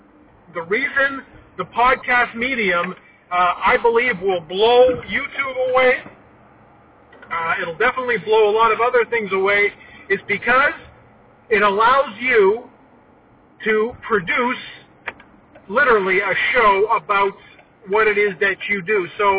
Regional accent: Scarborough, Ontario, Canada; I was born and raised in Scarborough, a construction family.

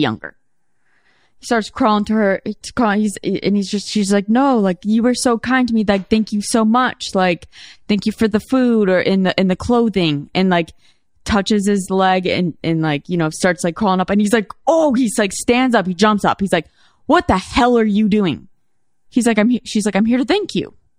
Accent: Chicago, Illinois, United States; I'm a Chicagoan

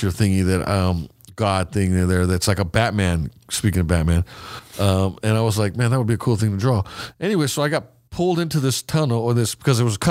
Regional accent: California, United States; We're from California. I mean, I'm from Cali

